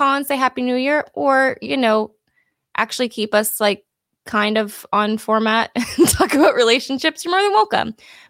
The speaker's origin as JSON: {"language": "English", "region": "California", "country": "United States", "moved": "as an adult", "lives_now": "Texas, United States", "said": "I'm from California"}